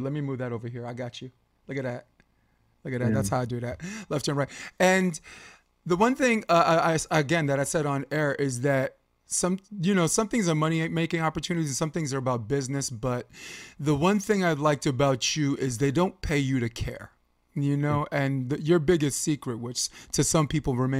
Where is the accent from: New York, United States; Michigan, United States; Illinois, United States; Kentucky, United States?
New York, United States; I'm from New York